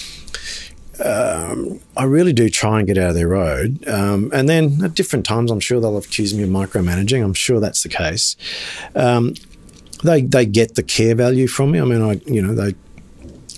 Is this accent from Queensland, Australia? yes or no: yes; Toowoomba, Queensland, Australia; I grew up in Toowoomba as a teenager